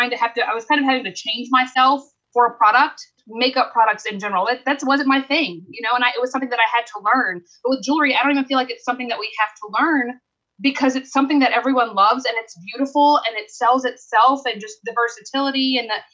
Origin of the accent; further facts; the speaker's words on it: the South, United States; I'm from the South